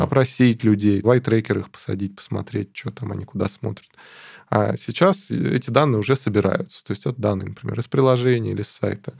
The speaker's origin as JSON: {"language": "Russian", "region": "Moscow", "country": "Russia", "said": "я из Москвы"}